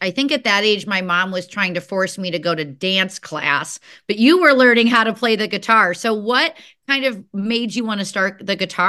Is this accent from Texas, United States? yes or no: no; Chicago, Illinois, United States; I'm originally from Chicago. You can probably hear it in my accent a little bit